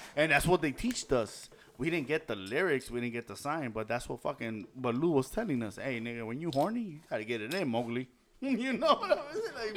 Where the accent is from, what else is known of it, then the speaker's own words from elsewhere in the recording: Los Angeles, California, United States; moved away; I know my fucking shortcuts where I'm from, downtown